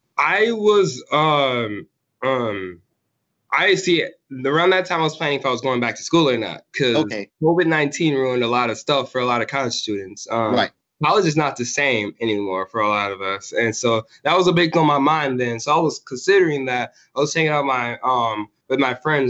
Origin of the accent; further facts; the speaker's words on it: Racine, Wisconsin, United States; raised in um, Racine, Wisconsin